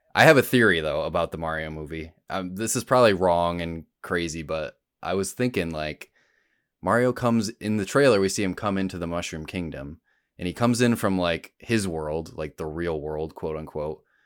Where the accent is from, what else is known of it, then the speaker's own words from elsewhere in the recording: Rochester, New York, United States; I'm from Rochester originally